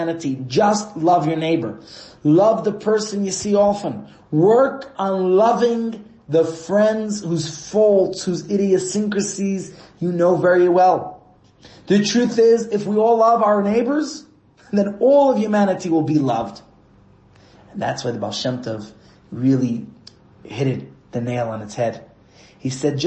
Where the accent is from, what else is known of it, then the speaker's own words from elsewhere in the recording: New York City, New York, United States; moved away; I grew up in Brooklyn, New York, where our homes are attached to each other